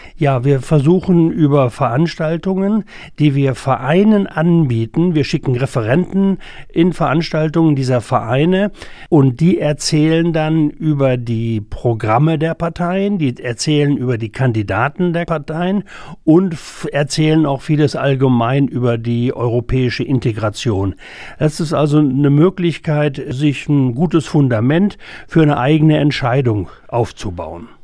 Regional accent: Germany; wir Deutsche

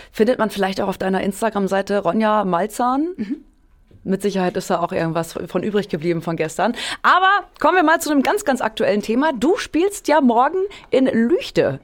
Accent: Hameln, Lower Saxony, Germany; ich komme aus Hameln gebürtig

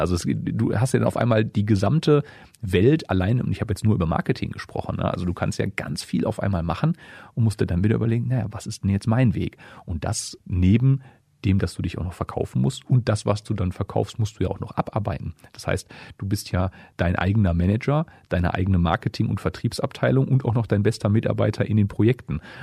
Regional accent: Essen, North Rhine-Westphalia, Germany; moved away as an adult; also born or lived in Dortmund; now in Hameln, Germany; Ich komme ja gebürtig aus Essen

